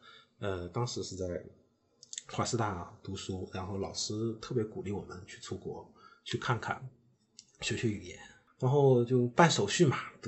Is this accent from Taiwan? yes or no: no; northern China, China; moved away as an adult; also born or lived in Shanghai / Hong Kong / Trier / Edinburgh; 虽然我是北方人